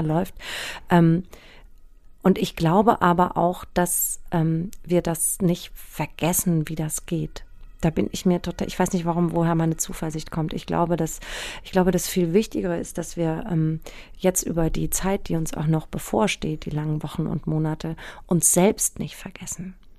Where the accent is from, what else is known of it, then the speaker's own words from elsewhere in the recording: Aschaffenburg, Bavaria, Germany; also born or lived in Hanau; bin in Hanau geboren und ähm, in Aschaffenburg aufgewachsen